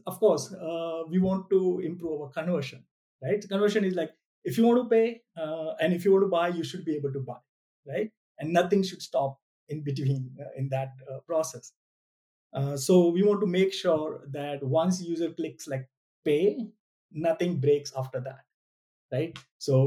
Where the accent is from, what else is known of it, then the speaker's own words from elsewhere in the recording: India; I'm an Indian